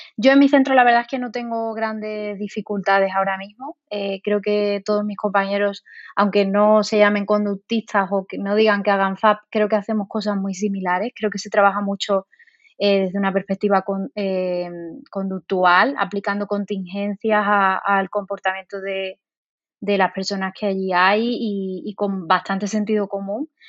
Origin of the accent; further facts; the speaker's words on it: Seville, Andalusia, Spain; moved away as an adult; now in Valladolid, Spain; yo soy de Sevilla, eh, aunque ahora esté aquí en Valladolid